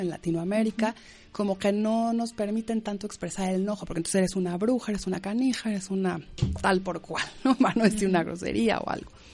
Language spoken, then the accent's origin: Spanish; Mexico; moved away; en México, yo soy mexicana, decimos eh, escuela, no cole, pero bueno, aquí dicen cole